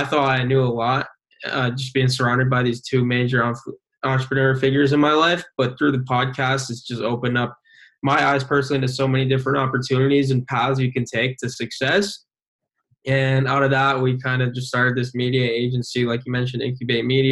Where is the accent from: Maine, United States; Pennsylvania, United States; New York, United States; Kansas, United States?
New York, United States; Binghamton; I was born and raised in Binghamton, where we go to college currently.